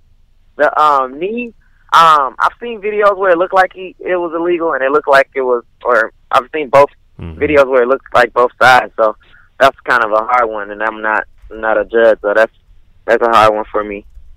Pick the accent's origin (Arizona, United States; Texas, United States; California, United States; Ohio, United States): Texas, United States; Houston; I'm from Houston.